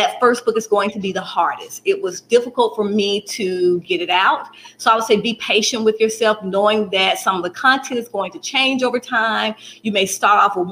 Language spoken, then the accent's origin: English; Birmingham, Alabama, United States; I'm in Birmingham, Alabama, born and raised Birmingham, Alabama